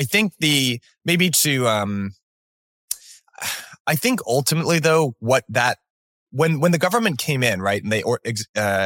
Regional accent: United States; a relatively young person growing up in America

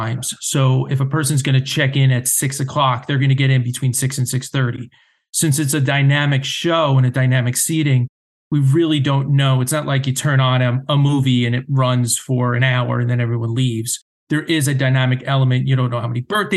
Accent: New Jersey, United States; growing up, being a Jersey guy and growing up in New Jersey

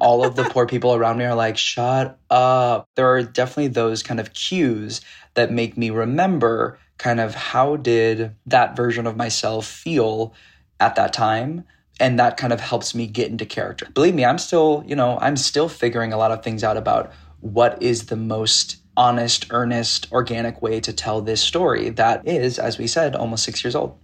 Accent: Piedmont, California, United States; I grew up in the Bay Area in California in a suburb in Piedmont, California

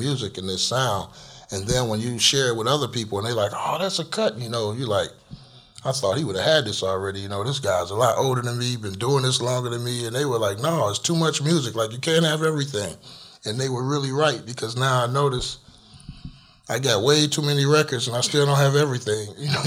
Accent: Chicago, Illinois, United States; in Chicago growing up, it was like a pretty cool place

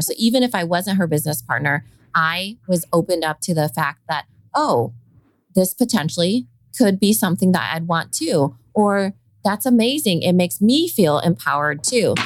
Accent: Iowa, United States; accent: Valley girl; I sound like a Valley girl too. And I'm from Iowa

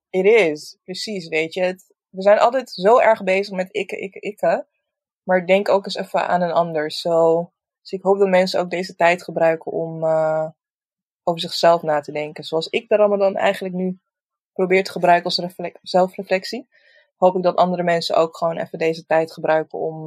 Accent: Roosendaal, North Brabant, Netherlands; ik kom uit Roosendaal

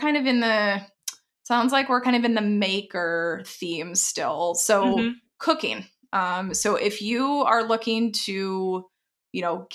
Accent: Texas, United States; moved away; I'm from Texas originally.

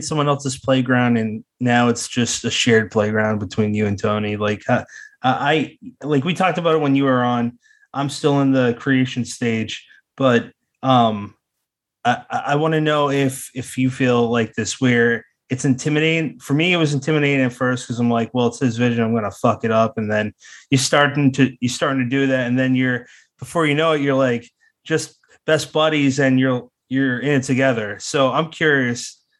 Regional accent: Ireland; Oh shit. No, I don't. I'm Irish.

